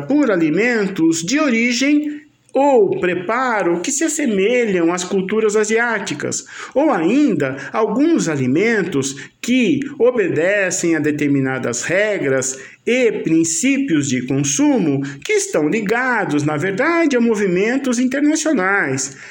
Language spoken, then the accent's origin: Portuguese; Brazil; nossa identidade como brasileiros